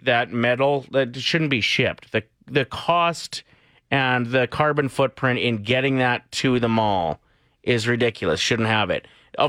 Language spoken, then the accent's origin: English; North Battleford, Saskatchewan, Canada; There used to be water slides near my hometown in North Battleford